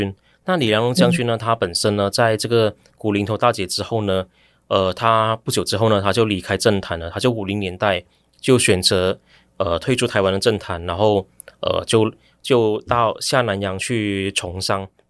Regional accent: Ipoh, Perak, Malaysia; now in Taiwan; 我回去我家乡马来西亚怡保这个城市

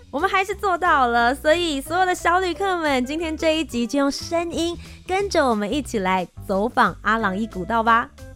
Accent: Taiwan; 我和Ethan身为一个台湾人

